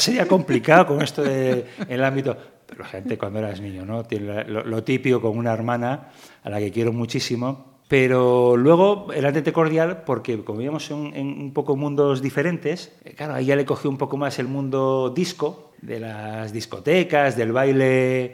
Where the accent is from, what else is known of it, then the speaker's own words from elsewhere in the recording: Gijón, Asturias, Spain; también nací en, en Gijón y, como asturiano